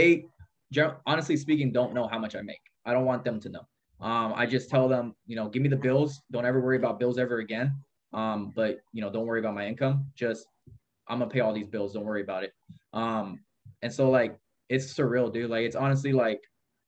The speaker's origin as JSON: {"language": "English", "town": "Modesto", "region": "California", "country": "United States", "tie": "born or raised there", "lives_now": "Merced, United States", "said": "I grew up in Modesto."}